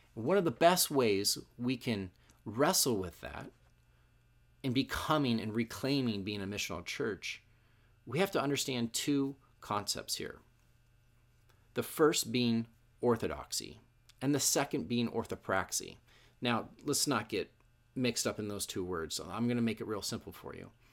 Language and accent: English; Issaquah, Washington, United States; moved away as an adult; also born or lived in Arizona; I grew up in Issaquah